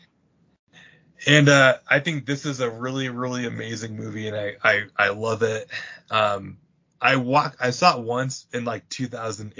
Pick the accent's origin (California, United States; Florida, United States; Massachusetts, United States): Massachusetts, United States; moved away; also born or lived in Utah; I grew up in Massachusetts